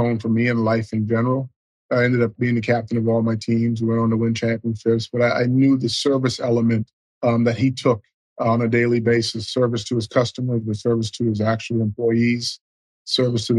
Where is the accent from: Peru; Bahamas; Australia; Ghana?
Bahamas; growing up in the Bahamas